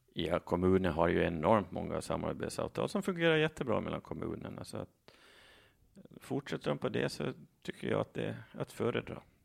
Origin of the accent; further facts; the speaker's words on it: Saltvik, Åland Islands; now in Mariehamn, Åland; Från Saltvik. Där, där var jag med i kommunalpolitiken före jag flyttade till Mariehamn 2011.